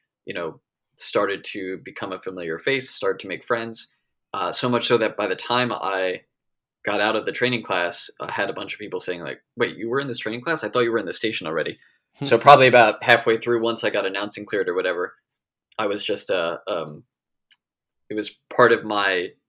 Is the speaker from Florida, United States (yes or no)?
no; West Hempstead, New York, United States; because I grew up in West Hempstead, so I wasn't too far.